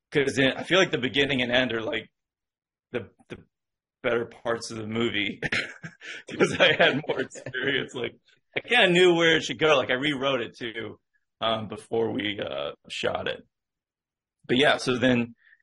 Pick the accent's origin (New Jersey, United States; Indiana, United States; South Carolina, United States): Indiana, United States; moved away as an adult; also born or lived in Las Vegas / Los Angeles; I grew up in Indiana